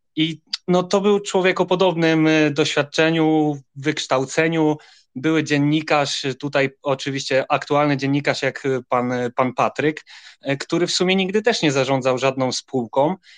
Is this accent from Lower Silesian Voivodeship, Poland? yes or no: yes; Wrocław, Lower Silesian Voivodeship, Poland; jestem z Wrocławia